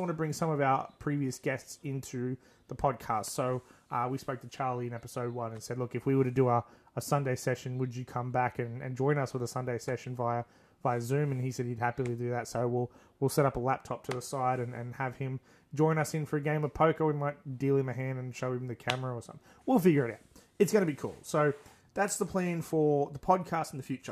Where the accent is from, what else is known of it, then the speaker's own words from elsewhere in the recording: Australia; we're centralized in my hometown